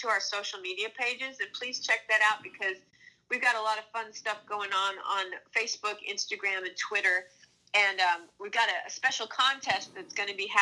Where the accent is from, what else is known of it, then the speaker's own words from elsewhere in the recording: Minnesota, United States; moved away; a neighbor of mine growing up in Minnesota